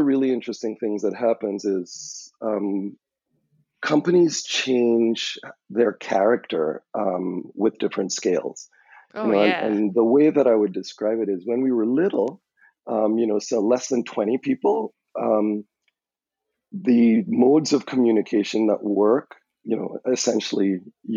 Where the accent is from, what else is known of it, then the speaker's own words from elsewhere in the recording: Trinidad & Tobago; moved away as an adult; now in United States; I'm from Trinidad and Tobago, and when you come to the U.S. as a foreign student